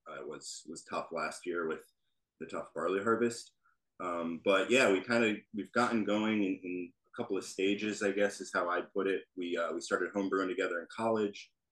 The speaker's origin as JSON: {"language": "English", "area": "Columbia County", "region": "New York", "country": "United States", "said": "we're both from Columbia County"}